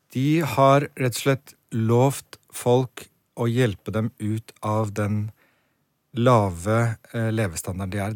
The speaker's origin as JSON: {"language": "Norwegian", "country": "Norway", "tie": "born or raised there", "also_born_or_lived": "Poland", "said": "Oppvokst i Norge, men studert seks år i Polen."}